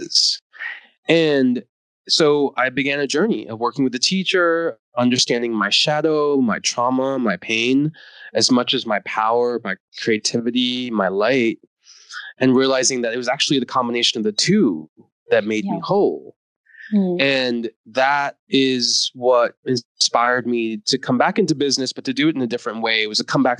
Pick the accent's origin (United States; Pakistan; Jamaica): United States; East Coast of the US; also born or lived in India / New York City; I was born in India. I grew up in the US on the East Coast.